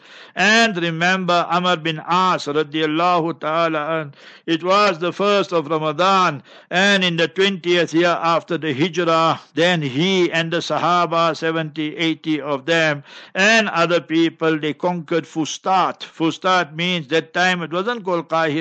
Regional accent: South Africa; I'm from South Africa

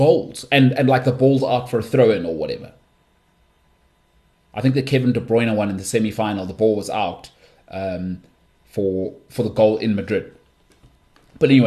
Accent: South Africa; I'm from South Africa.

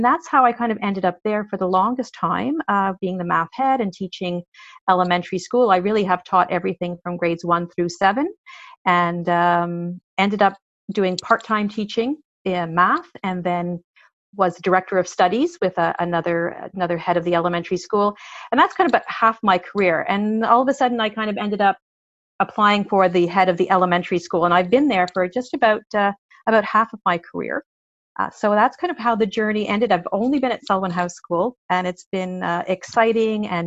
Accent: Montreal, Quebec, Canada; I was born and brought up in Montreal

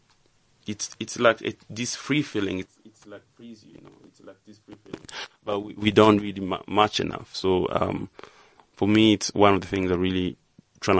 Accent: Goma, North Kivu, DR Congo; I grew up in a very small town called Goma.

